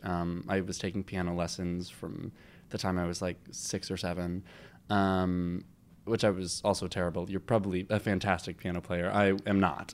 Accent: Long Island, New York, United States; I grew up on Long Island

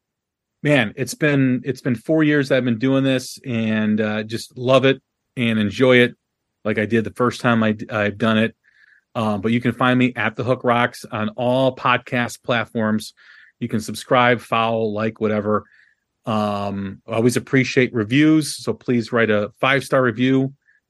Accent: Chicago, Illinois, United States; my hometown, Chicago.

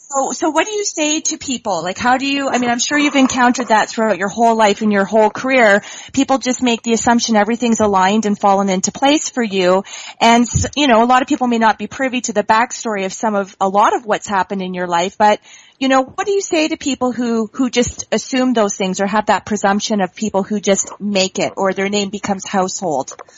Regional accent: Canada; being from uh, Canada myself, although I'm in the province of Ontario

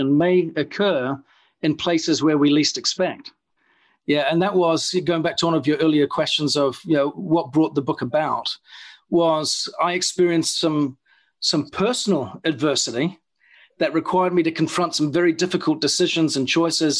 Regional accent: New Zealand; moved away as an adult; So I grew up in New Zealand, and at the age of about 22

